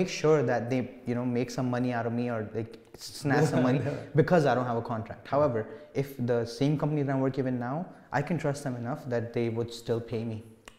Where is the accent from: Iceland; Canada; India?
India; moved away; Because I came from India. You know, the stuff that you guys are doing in grade 11 or 12 here has already been taught to me.